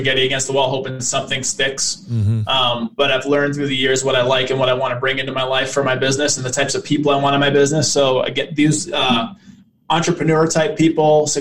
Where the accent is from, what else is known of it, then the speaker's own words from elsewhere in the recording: Boston, Massachusetts, United States; moved away as an adult; I grew up poor in Boston